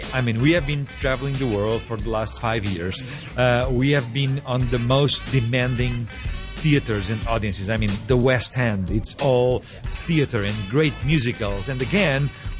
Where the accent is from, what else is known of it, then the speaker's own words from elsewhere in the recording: Portugal; I am from Portugal